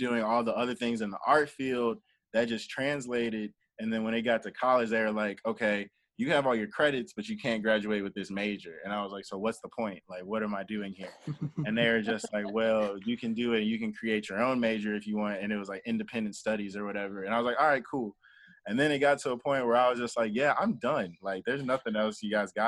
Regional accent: Columbus, Ohio, United States; moved away as an adult; also born or lived in Pittsburgh, Pennsylvania; now in Nashville, United States; So I was born in Columbus, Ohio. And so I was born in Columbus, Ohio, and then I lived in Pittsburgh, Pennsylvania for like a couple years, like elementary to middle school. And then I moved back to Columbus.

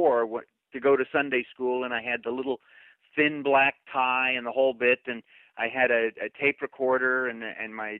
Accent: Glendale, California, United States; also born or lived in Tulsa, Oklahoma; I was born in Tulsa, Oklahoma, so I could have grown up, you know, just working on a cattle ranch and driving a pickup truck and all that. But fortunately, God blessed me and moved me out to Glendale, California, when I was just 5 years old

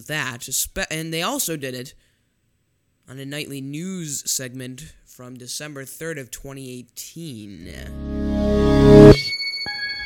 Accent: Chicago, Illinois, United States; I am from Chicago.

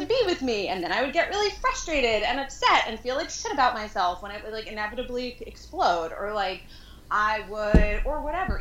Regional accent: New York, United States; moved away as an adult; now in San Francisco, United States; I was raised there. I grew up in Manhattan proper

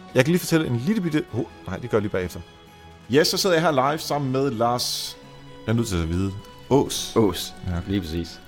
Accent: Denmark; also born or lived in Netherlands; Jeg blev født i Holland. Jeg flyttede til øh, Danmark, da jeg var 8 år

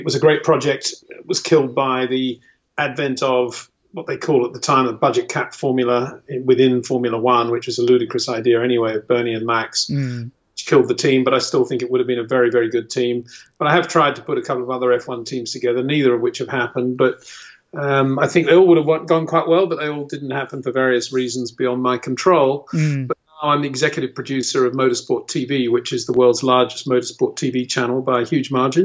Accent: Australia; moved away as an adult; now in England; I was raised in Australia at the local racetrack

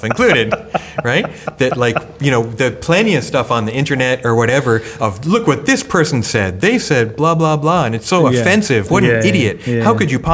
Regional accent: United States; also born or lived in Japan; I was born in Japan, but moved to America when I was one

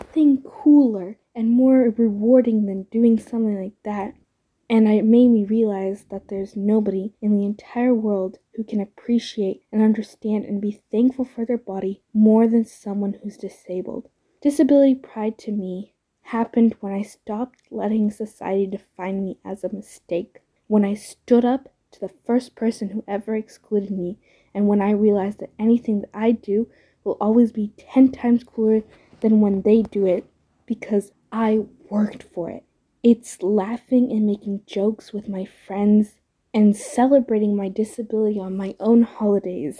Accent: Santa Cruz, California, United States; I'm from Santa Cruz, California, and I'm about to be a second-year student at UCSC.

